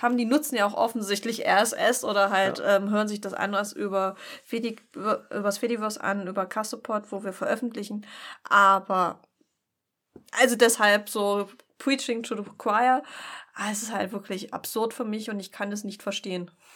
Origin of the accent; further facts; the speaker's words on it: Pulsnitz, Saxony, Germany; von Pulsnitz wo ich herkomme.